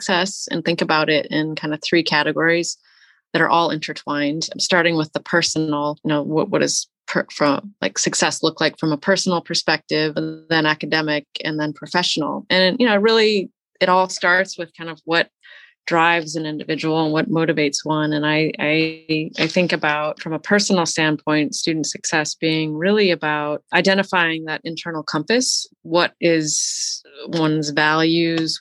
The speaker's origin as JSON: {"language": "English", "town": "Detroit", "region": "Michigan", "country": "United States", "tie": "born or raised there", "said": "I grew up outside of Detroit, Michigan"}